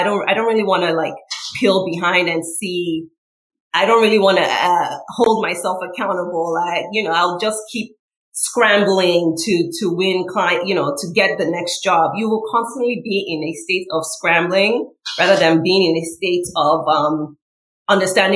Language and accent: English; Nigeria; moved away as an adult; also born or lived in New York City, United States; now in United States; I came from Nigeria to go to college here